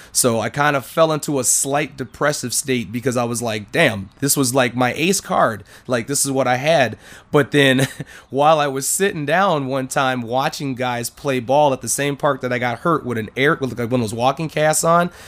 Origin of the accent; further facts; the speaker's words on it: Minnesota, United States; I'm from Minnesota.